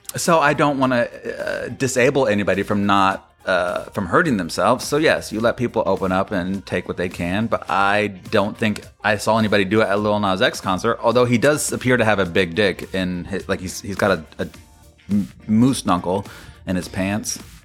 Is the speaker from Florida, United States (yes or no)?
yes; Florida, United States; I grew up in Florida